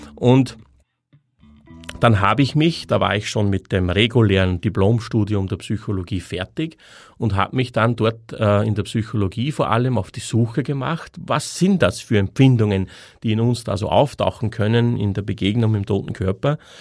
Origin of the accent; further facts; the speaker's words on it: Austria; moved away as an adult; bin dann aus meinem, aus meiner Heimatstadt ausgewandert in ein anderes Bundesland in Österreich